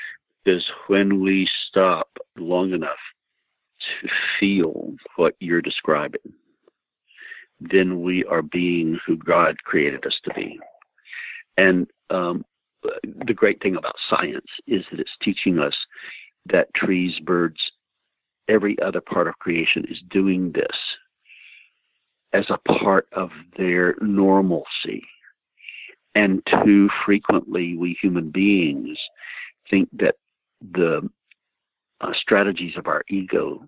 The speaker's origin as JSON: {"language": "English", "town": "Jesup", "region": "Georgia", "country": "United States", "tie": "born or raised there", "also_born_or_lived": "Los Angeles, California", "moved": "yes", "said": "my hometown, which is Jessup, Georgia"}